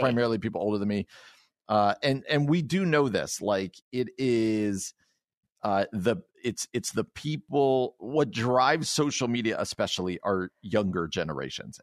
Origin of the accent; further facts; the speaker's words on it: New Jersey, United States; moved away; I grew up very much North Jersey, New York City.